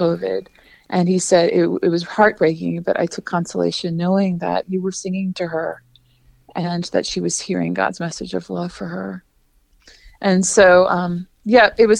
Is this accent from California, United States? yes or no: no; New Orleans, Louisiana, United States; I grew up uptown in New Orleans, not far from that shrine